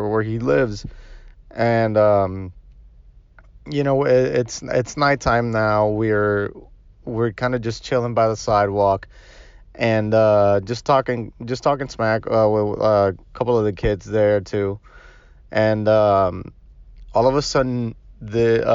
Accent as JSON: {"language": "English", "country": "Puerto Rico", "tie": "born or raised there", "moved": "yes", "lives_now": "Miami, United States", "said": "I was born and raised in Puerto Rico"}